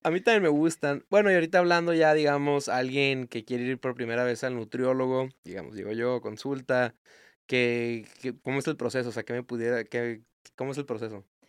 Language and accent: Spanish; Mexico; como nosotros como mexicanos